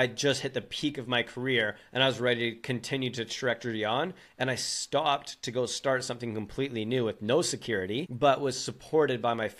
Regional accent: British Columbia, Canada; I'm from British Columbia, Canada, a good old Canadian boy

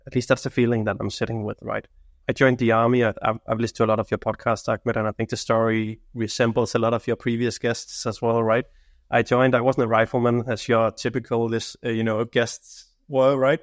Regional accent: Denmark; now in Sweden; I work in Sweden right now. I'm I'm coming from Denmark

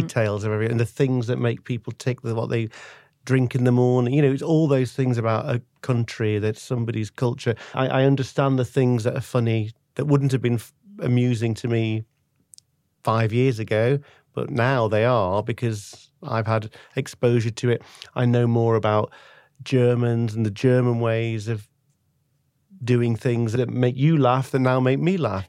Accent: Manchester, North West England, United Kingdom; now in London, United Kingdom; I'm English, uh, originally from Manchester

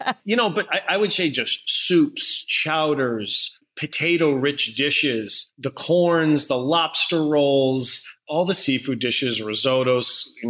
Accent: Scarborough, Maine, United States; moved away as an adult; also born or lived in New York; We didn't have a lot growing up. Our first house didn't have heat for the first 8 years of our life in Maine.

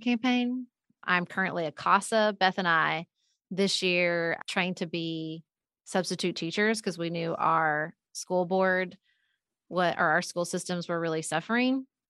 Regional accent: Paducah, Kentucky, United States; moved away as an adult; also born or lived in Washington, D.C.; when I moved home to my, my hometown of Paducah, Kentucky

